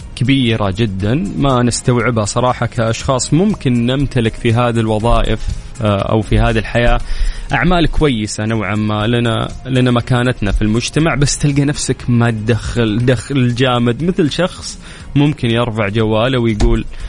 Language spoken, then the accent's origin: Arabic; Saudi Arabia; عندنا في المملكة العربية السعودية